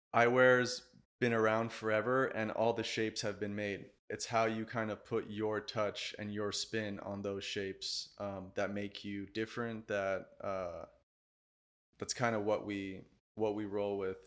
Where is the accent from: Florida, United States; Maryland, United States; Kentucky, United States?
Florida, United States; Miami; also born or lived in Sweden; I'm from Miami